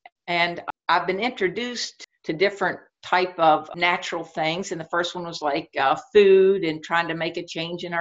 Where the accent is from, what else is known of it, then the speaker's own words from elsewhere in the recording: West Virginia, United States; moved away as an adult; now in Shenandoah Valley, Virginia, United States; I grew up in West Virginia and I live in the Shenandoah Valley in Virginia right now.